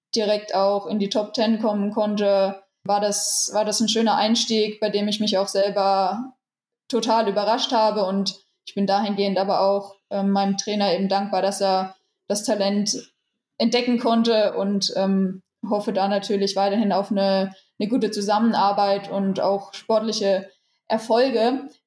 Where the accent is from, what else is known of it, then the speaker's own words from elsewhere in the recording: Rhön, Franconia, Bavaria, Germany; moved away as an adult; now in Gera, Germany; Ich bin wohnhaft in Gera und komme aber aus der schönen Rhön, aus dem Franken. Und ja, mich hat es nach Gera verschlagen, einfach aus sportlichen Gründen, aus trainingstechnischen Gründen. Aber meine Heimat, wie gesagt, ist in der Rhön.